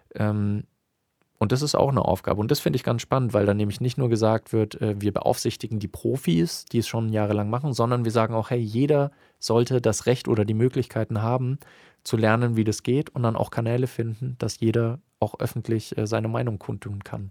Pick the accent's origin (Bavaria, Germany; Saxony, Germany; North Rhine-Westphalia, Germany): Bavaria, Germany; bei uns in Bayern